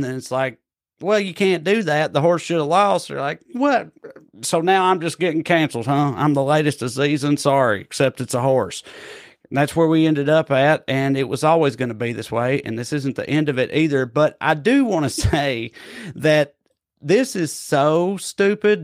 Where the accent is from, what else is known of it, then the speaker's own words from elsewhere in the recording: Tennessee, United States; moved away; my home state of Tennessee